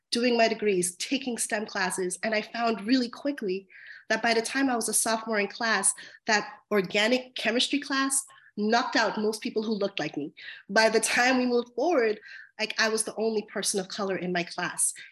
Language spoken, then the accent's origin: English; Long Island, New York, United States; I grew up in Long Island, New York, in a historically marginalized community that was filled with majority immigrant families, um, Black and Brown families.